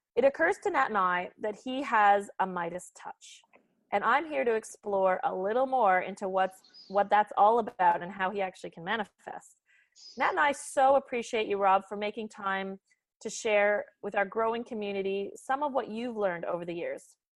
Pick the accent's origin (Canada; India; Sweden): Canada; as a Canadian